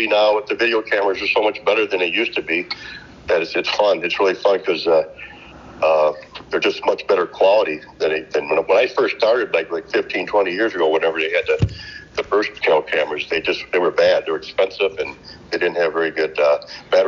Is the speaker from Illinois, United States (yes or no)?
yes; Northern Illinois, United States; I'm from Northern Illinois, and I'm a chiropractor up here by profession.